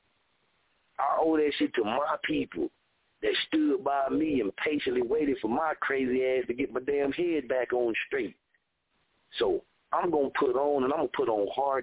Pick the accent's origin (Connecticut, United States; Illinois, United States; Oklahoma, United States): Oklahoma, United States; Muskogee; moved away; when I came back to my hometown, I didn't get that welcome to my arms on the streets